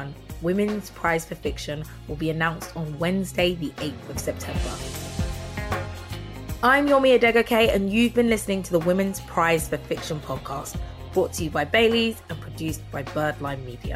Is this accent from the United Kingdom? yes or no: yes; United Kingdom; as a Nigerian person with, you know, Nigerian parents who's grown up in the UK